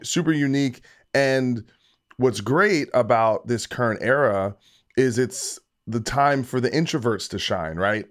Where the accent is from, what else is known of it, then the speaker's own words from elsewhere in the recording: New Jersey, United States; I'm from New Jersey